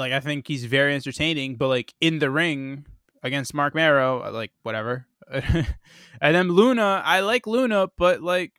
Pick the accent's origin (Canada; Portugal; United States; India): Canada; Winnipeg, Manitoba; I'm from Winnipeg, you idiot.